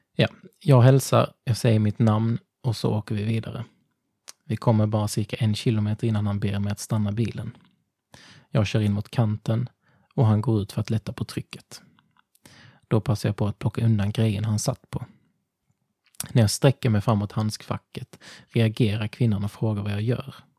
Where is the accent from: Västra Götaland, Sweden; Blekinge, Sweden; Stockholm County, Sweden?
Blekinge, Sweden; Ringamåla; moved away; jag kommer från Ringamåla.